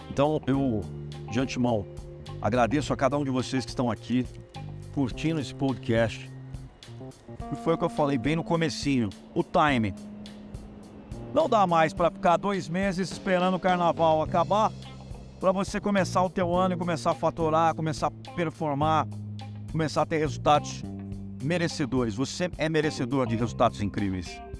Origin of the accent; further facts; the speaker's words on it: Brazil; Eu sou brasileiro, não necessariamente eu preciso compactuar com que 90% dos brasileiros fazem.